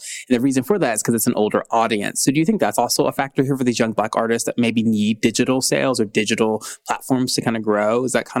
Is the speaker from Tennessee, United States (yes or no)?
yes; Nashville, Tennessee, United States; born or raised there